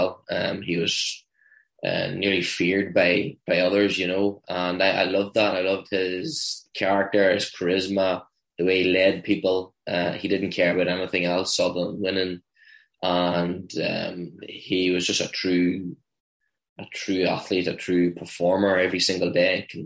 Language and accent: English; Northern Ireland, United Kingdom; I'm from Ireland, the north of Ireland. So we are still in the UK